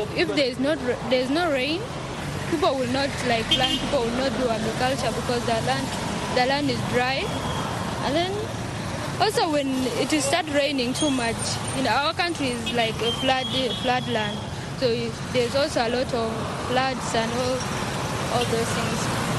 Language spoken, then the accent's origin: English; South Sudan; I'm from South Sudan.